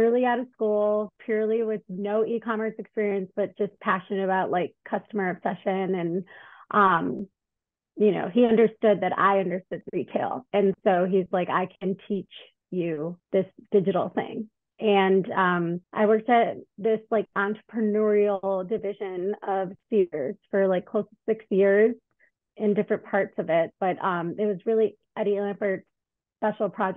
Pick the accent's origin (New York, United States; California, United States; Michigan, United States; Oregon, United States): Michigan, United States; Detroit; moved away as an adult; also born or lived in Chicago; moved to Chicago because I'm from Detroit.